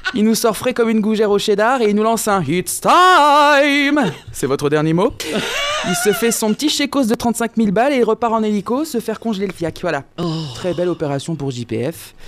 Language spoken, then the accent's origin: French; Lorraine, Grand Est, France; je viens de Lorraine